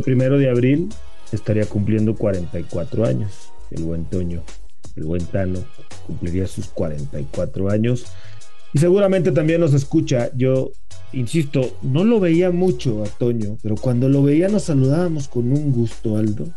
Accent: Torreón, Coahuila, Mexico; yo soy de Torreón

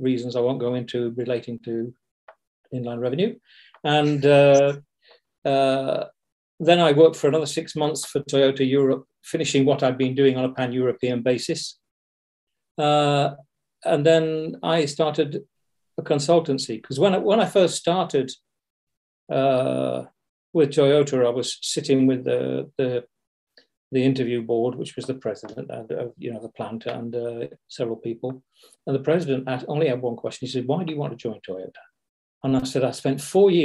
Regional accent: Yorkshire and the Humber, United Kingdom; moved away; also born or lived in Luton / Dunstable / Ellesmere Port; I'm a Yorkshireman

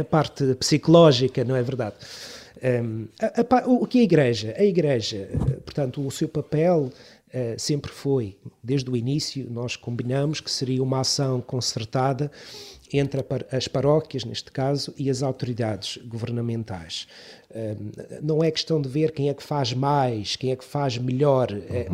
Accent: Câmara de Lobos, Madeira, Portugal; sou natural do Conselho de Câmara de Lobos, não propriamente da freguesia de Câmara ah, okay. de Lobos, mas um pouco mais acima, a freguesia do Estreito de Câmara de Lobos

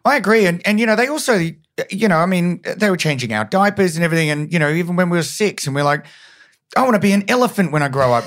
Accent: Brisbane, Queensland, Australia; moved away; I'm from Brizzy originally

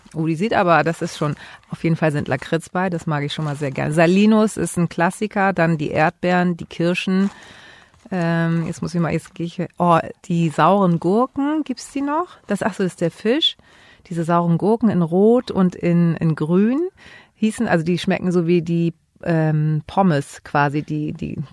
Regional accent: Hamburg, Germany; Ich bin hier in Hamburg geboren

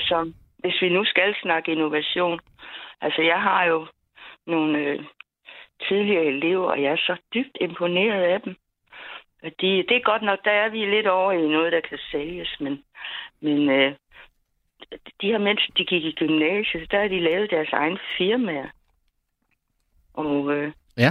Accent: Funen, Southern Denmark, Denmark; vi kommer fra Fyn

